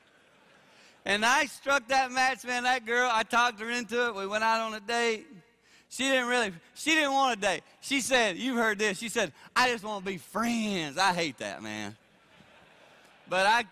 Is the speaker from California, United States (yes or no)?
no; South Carolina, United States; I grew up in South Carolina.